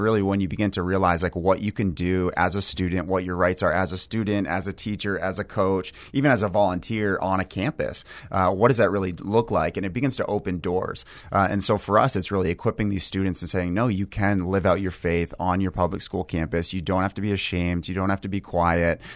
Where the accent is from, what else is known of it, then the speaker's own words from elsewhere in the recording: New Hampshire, United States; we actually both grew up in New Hampshire